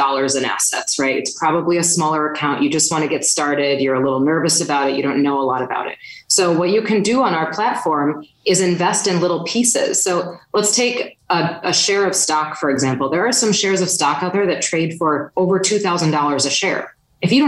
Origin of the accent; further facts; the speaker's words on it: Wisconsin, United States; I'm from Wisconsin